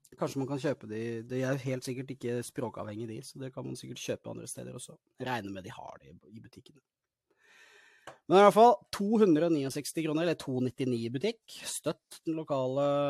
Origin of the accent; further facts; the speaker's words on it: Norway; also born or lived in Larvik; Jeg blir nesten litt stolt som nordmann